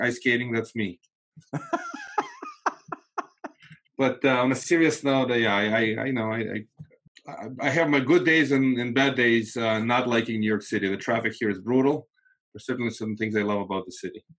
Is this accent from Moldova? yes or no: yes; Moldova; first language Russian; English is a second language; now in United States; I'm actually not from Russia, from Moldova